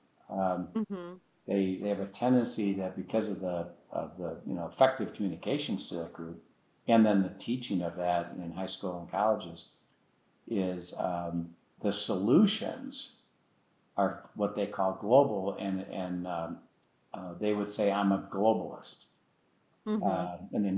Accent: United States; I'm an American

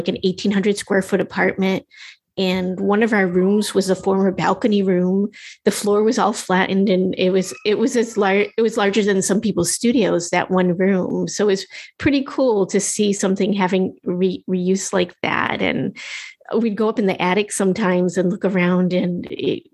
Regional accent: Massachusetts, United States; moved away as an adult; also born or lived in California; moved back to my hometown in Massachusetts

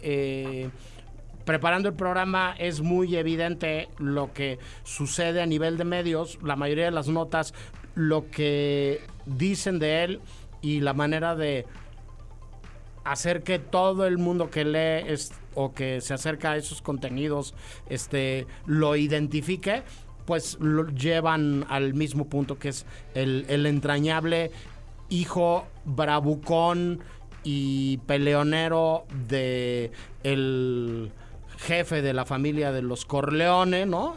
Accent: Mexico

